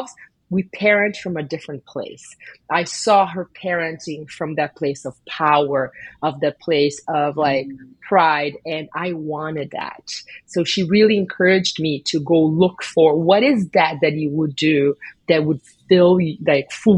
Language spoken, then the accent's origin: English; Brazil; moved away; I grew up in Brazil